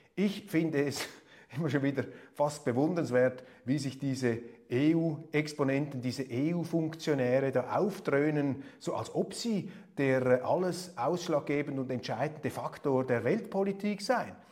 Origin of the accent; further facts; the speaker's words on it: Switzerland; Als Schweizer